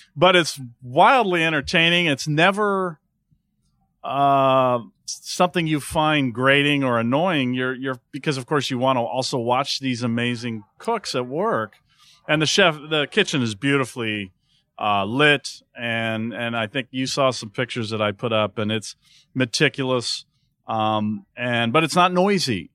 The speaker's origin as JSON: {"language": "English", "town": "Santa Monica", "region": "California", "country": "United States", "tie": "born or raised there", "said": "a great cheese shop we have in my hometown in Santa Monica"}